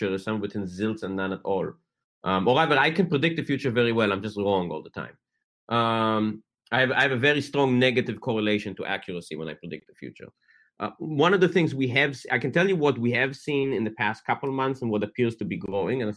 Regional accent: Atlanta, Georgia, United States; I grew up in Atlanta, Georgia

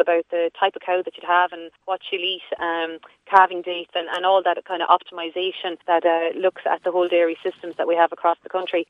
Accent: Freshford, County Kilkenny, Ireland; I'm from Freshford, just north of the county

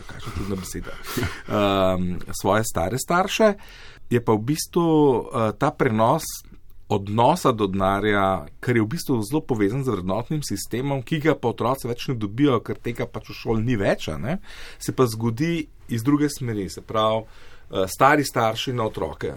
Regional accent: Slovenia; Slovenci smo

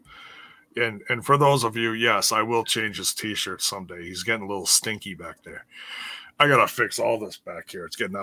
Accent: Milwaukee, Wisconsin, United States; Milwaukee's own, my hometown

